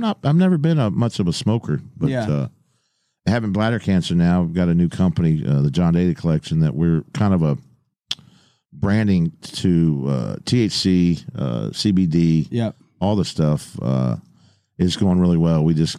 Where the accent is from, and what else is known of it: Arkansas, United States; born or raised there